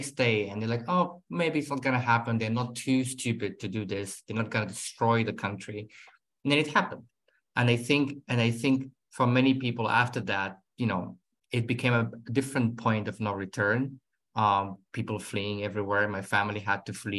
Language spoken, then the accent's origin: English; Khartoum, Sudan; also born or lived in the Gulf; now in Berlin, Germany; I was born in the Gulf, actually, so I was not even born in Sudan. But, well, Khartoum has been a home in so many ways